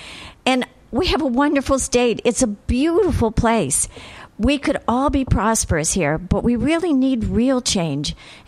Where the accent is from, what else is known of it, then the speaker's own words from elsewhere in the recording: Ohio, United States; now in Rhode Island, United States; I'm actually from Ohio originally, which gives me a different perspective on Rhode Island than most folks